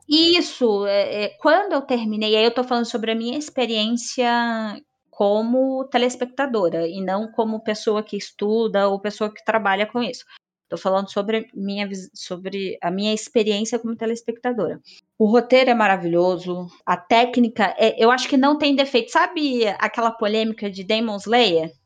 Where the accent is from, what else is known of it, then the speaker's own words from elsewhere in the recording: Brazil; eu sou brasileira